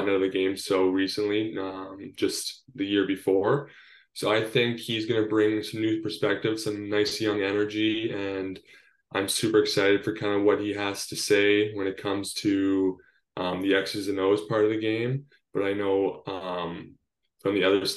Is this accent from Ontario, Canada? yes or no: yes; Northern Ontario, Canada; also born or lived in San Diego, California; I'm Canadian, born and raised in Northern Ontario